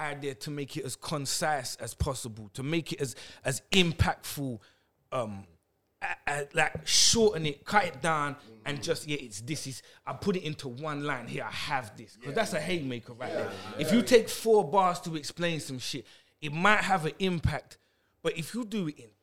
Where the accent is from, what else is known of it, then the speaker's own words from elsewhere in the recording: London, United Kingdom; I'm from East